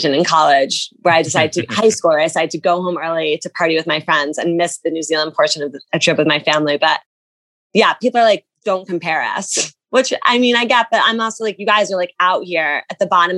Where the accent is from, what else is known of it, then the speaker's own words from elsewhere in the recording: New Jersey, United States; I'm from New Jersey.